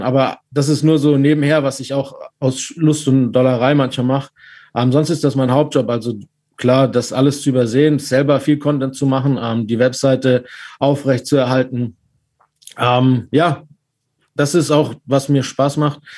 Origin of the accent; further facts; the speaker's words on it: Stuttgart, Baden-Württemberg, Germany; Ich bin aus Stuttgart und auch VfB-Fan